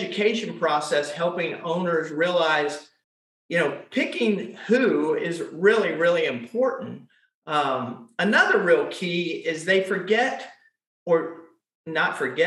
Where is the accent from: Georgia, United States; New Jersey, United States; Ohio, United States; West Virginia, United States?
Georgia, United States; Atlanta; I was born and raised here in Atlanta, grew up in the Shamley, Dunwoody